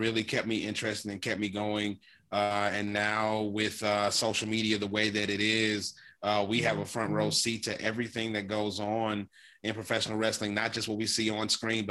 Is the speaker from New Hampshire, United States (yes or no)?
no; Louisiana, United States; I live in Louisiana, and this is where I grew up.